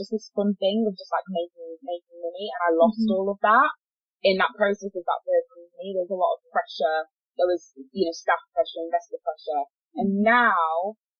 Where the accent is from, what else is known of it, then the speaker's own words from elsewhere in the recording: Yorkshire and the Humber, United Kingdom; moved away as an adult; now in Manchester, United Kingdom; I moved from Yorkshire where I'm born to Manchester